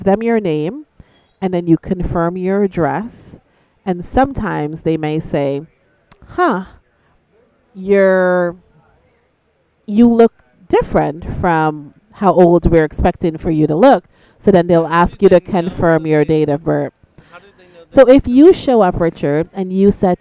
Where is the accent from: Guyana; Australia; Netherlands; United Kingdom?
Guyana; So I'm from Guyana.